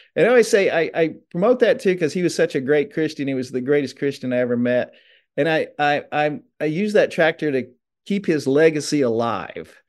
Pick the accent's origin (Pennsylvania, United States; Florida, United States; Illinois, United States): Illinois, United States; Benton; moved away as an adult; now in Osceola, Georgia, United States; I'm an Illinois boy. I lived in s-, Southern Illinois for forty-eight years